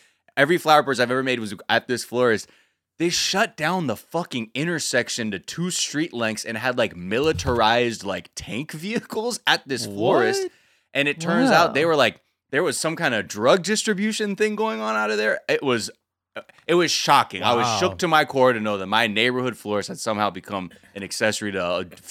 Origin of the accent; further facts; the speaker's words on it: North Hollywood, California, United States; the florist I grew up going to in North Hollywood